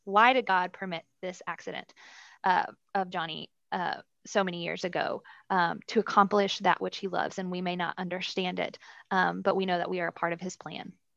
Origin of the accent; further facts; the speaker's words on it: Dallas, Texas, United States; Born and raised in Dallas, uh, under great Christian parents.